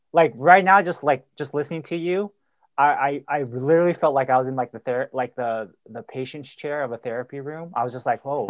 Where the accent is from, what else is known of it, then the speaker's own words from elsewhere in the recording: Milpitas, California, United States; I grew up in Mopitas next to San Jose